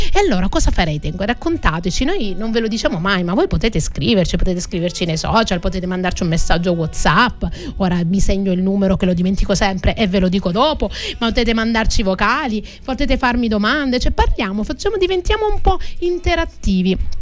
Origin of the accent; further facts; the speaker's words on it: Crotone, Calabria, Italy; now in Sicily, Italy; Oggi ci stanno ascoltando dalla mia città d'origine